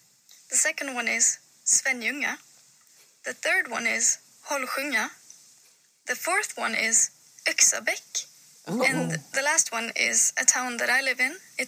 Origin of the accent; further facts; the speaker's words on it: Louisiana, United States; Hi, ladies. I'm from Louisiana. And here are our town names.